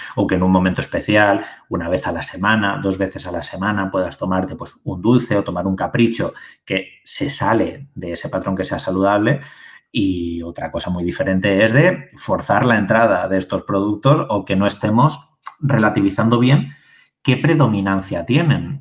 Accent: Albacete, Castilla-La Mancha, Spain; yo hablaré en castellano, eh, que, soy de Albacete

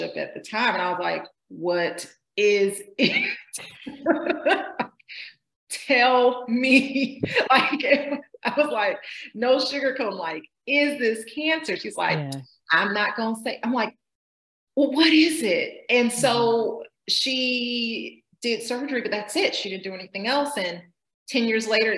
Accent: Georgia, United States; I grew up in Georgia

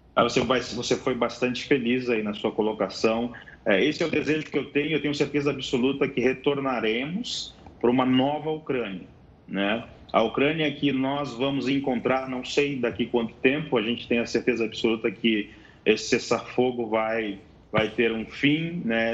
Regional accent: Brazil; now in Pokrovsk, Ukraine; Eu me identifiquei sendo estrangeiro com passaporte brasileiro

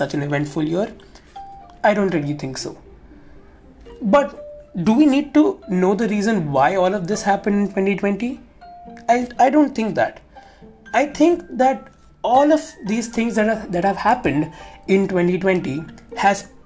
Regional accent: Mumbai, Maharashtra, India; I am from Mumbai

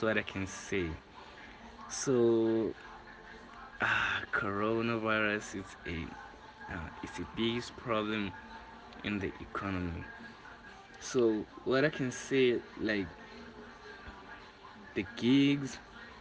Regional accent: Orlando West, Gauteng, South Africa; from Orlando West

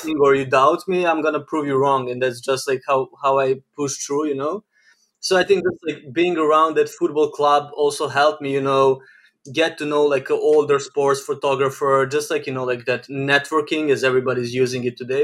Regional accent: Novi Sad, Vojvodina, Serbia; I'm born and raised in Novi Sad, Serbia

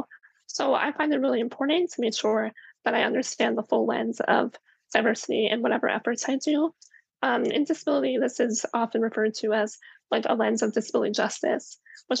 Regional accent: Maryland, United States; I'm from Maryland

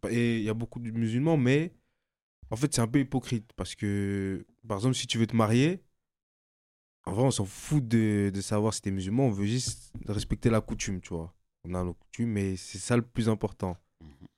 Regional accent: Mali; je suis malien

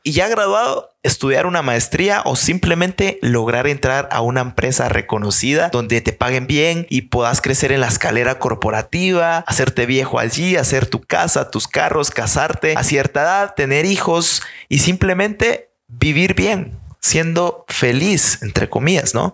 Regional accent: Guatemala; Yo nací en Guatemala en 1995 no hagas la mate, tengo 23 años actualmente y pues me crié en una familia maravillosa

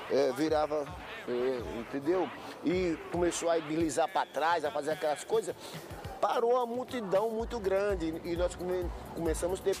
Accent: Triunfo, Pernambuco, Brazil; erdade, eu vim da cidade de Triunfo

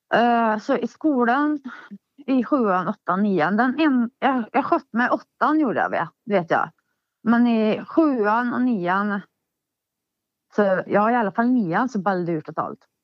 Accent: Hagfors, Värmland, Sweden; Min barndom i Hagfors. Uh, ja, jag föddes ju där

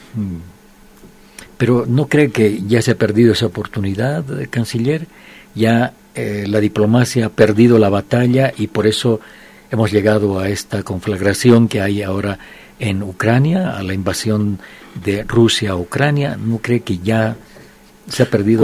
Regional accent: Bolivia

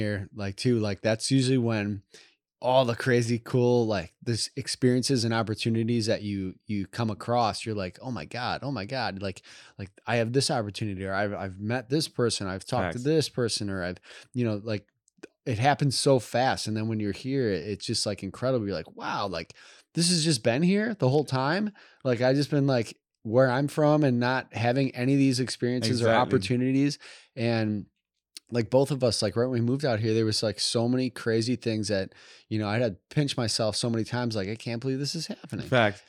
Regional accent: Midwest, United States; when growing up in the Midwest in a cold environment

